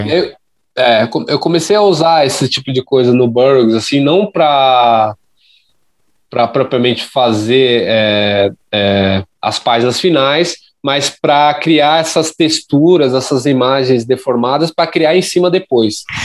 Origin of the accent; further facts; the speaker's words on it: São Paulo, Brazil; eu sou da, da zona leste de São Paulo